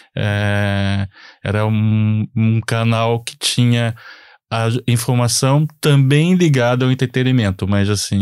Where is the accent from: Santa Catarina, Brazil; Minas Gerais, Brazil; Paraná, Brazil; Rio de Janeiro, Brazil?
Rio de Janeiro, Brazil; born or raised there; moved away as an adult; now in Lisbon, Portugal